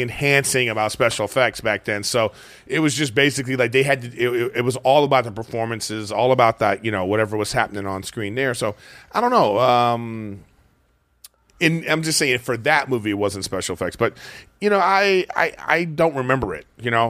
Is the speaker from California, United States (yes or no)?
yes; Los Angeles, California, United States; my home